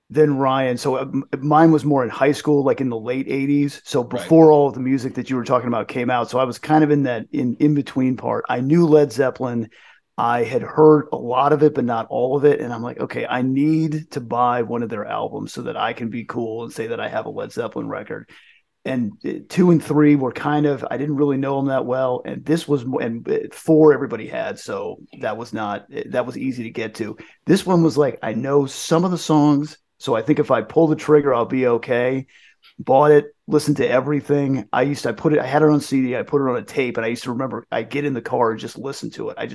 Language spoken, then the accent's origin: English; Ireland; now in England, United Kingdom; I am the Irish werewolf in England.